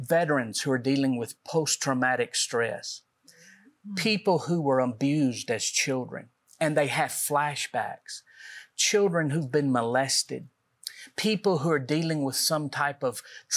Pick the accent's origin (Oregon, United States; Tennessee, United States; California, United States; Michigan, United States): Tennessee, United States; Middle; we're from Middle Tennessee